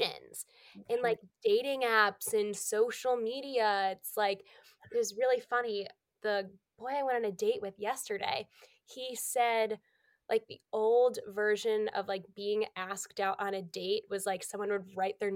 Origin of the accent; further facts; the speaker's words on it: Massachusetts, United States; moved away as an adult; now in New York, United States; I'm from Massachusetts. So I'm currently in Massachusetts. I'm still home for the holidays